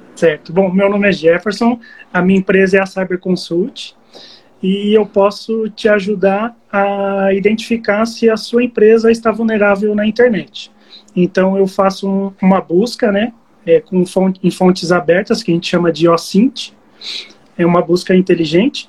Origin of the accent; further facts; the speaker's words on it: Barueri, São Paulo, Brazil; Eu sou de Barueri. Eu moro aqui perto, perto da região de Alphaville.